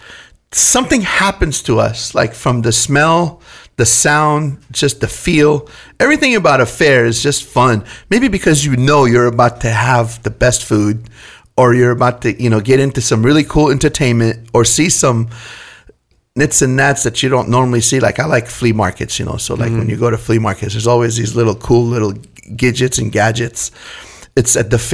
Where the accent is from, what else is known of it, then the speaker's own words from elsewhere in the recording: Damascus, Damascus Governorate, Syria; now in California, United States; I grew up very poor in Syria, Damascus, Syria